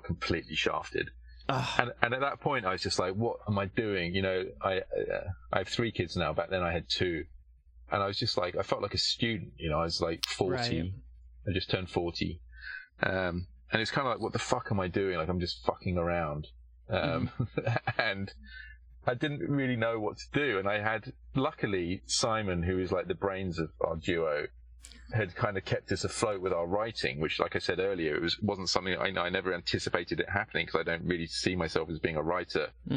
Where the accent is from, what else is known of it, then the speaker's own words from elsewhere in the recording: United Kingdom; moved away as an adult; now in Los Angeles, United States; I'm British